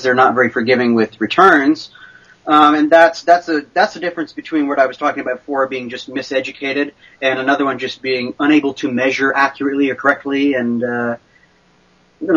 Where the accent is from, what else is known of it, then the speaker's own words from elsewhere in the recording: Oregon coast, United States; I was raised on the Oregon coast here. I'm an Oregon native